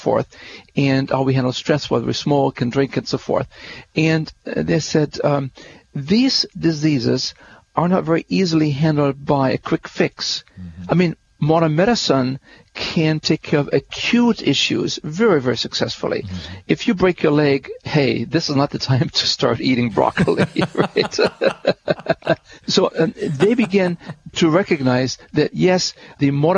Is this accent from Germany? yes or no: yes; Germany; you're from Germany, aren't you? I said, yes, I am.